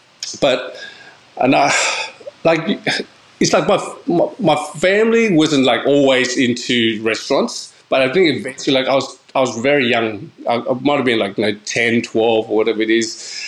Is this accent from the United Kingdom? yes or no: no; Canberra, Australian Capital Territory, Australia; also born or lived in Queensland; So I think Canberra was obviously, like, you know, we grew up in Canberra, lived there for 20-something